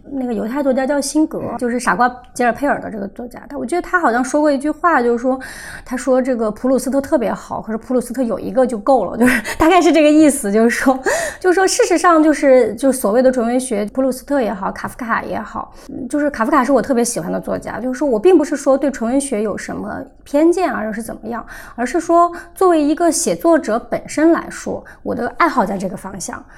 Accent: Sichuan, China; moved away; 可是回到四川，我就感觉整个人所有的人都瘫倒状态

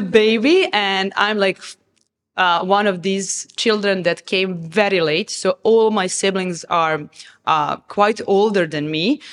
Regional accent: Novi Sad, Vojvodina, Serbia; moved away as an adult; now in Dubai, United Arab Emirates; I come from Serbia. I grew up in Serbia

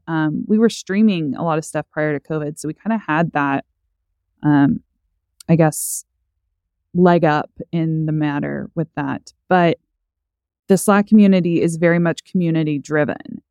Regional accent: Owasso, Oklahoma, United States; also born or lived in Stillwater, Oklahoma; now in Tulsa, United States; I grew up in Owasso, so Tulsa County

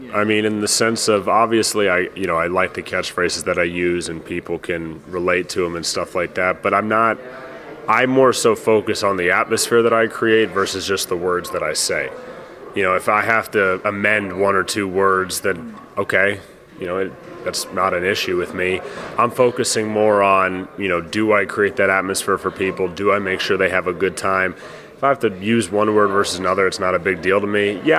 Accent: United States; I love being American.

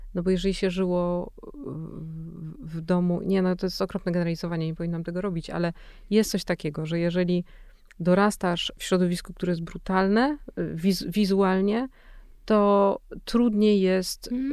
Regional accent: Silesian Voivodeship, Poland; ja jestem ze Śląska

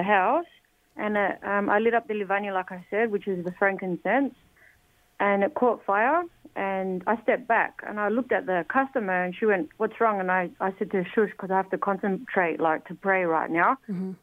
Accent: Adelaide, South Australia, Australia; now in Melbourne, Australia; because I'm originally from Adelaide here in Australia. I live now in Melbourne.

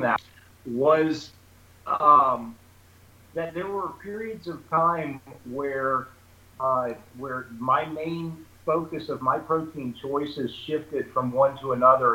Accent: Charlotte, North Carolina, United States; I'm from, I'm born here in Charlotte, North Carolina

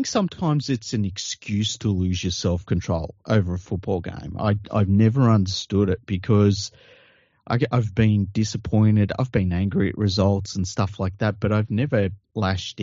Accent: Sydney, New South Wales, Australia; I grew up in Tregear

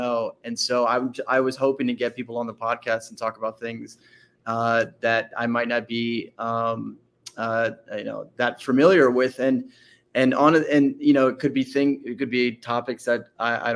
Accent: Arlington, Virginia, United States; also born or lived in Washington, District of Columbia, United States / Alexandria, Virginia; I grew up all the way through high school in Northern Virginia. First in the city of Arlington, and then I went to high school in Alexandria

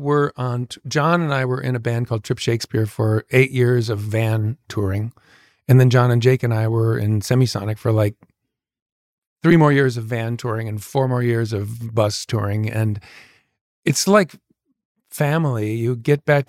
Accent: Minneapolis, Minnesota, United States; we're from Minneapolis, so we're like super like chill and polite

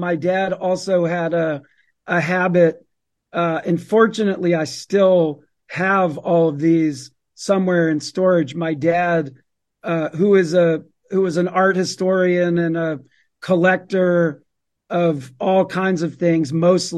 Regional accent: Atlanta, Georgia, United States; I grew up in Atlanta, Georgia

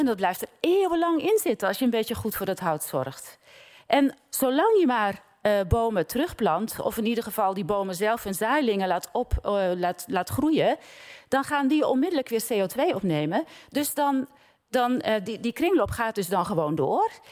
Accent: Giessenburg, South Holland, Netherlands; born or raised there; moved away

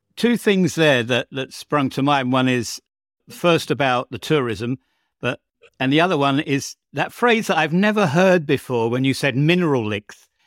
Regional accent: United Kingdom; now in Bosnia and Herzegovina; my home country of the United Kingdom

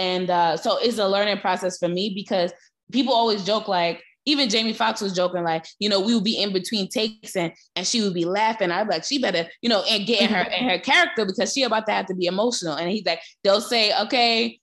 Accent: New York City, New York, United States; accent: New York; moved away as an adult; now in Los Angeles, United States; I was from Brooklyn, Broadway just wasn't a conversation in my household

